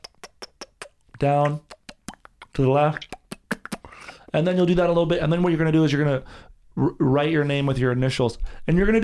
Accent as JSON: {"language": "English", "region": "New Jersey", "country": "United States", "said": "I'm from New Jersey"}